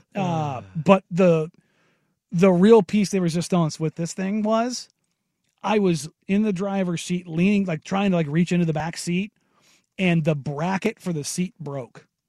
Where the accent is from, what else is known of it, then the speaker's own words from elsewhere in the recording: Glencoe, Oregon, United States; growing up on the Glencoe side of things